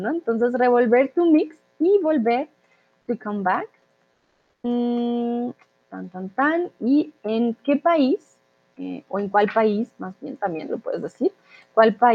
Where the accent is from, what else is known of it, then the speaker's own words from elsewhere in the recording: Colombia; Y aquí, cuando digo que soy de Colombia, es como, hmm